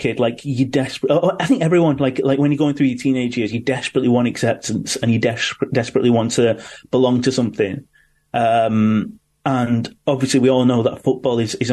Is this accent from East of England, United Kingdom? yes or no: no; Manchester, North West England, United Kingdom; I was born in Manchester and had all these passions and got into Manchester music and Manchester culture